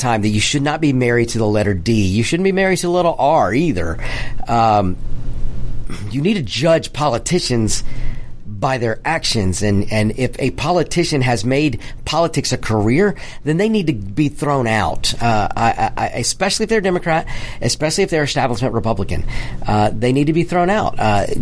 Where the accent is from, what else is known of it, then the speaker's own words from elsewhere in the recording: United States; I am an American first. I have, yes, Spanish, Mexican blood